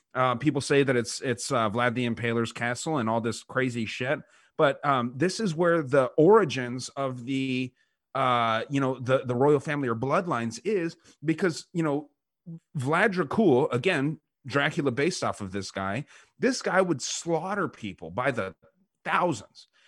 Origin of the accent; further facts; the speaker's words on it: United States; us as American heterosexual men